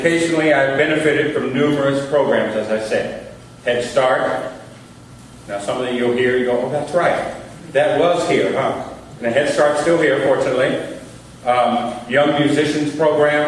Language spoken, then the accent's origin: English; Oakland, California, United States; I grew up here. I grew up in Oakland.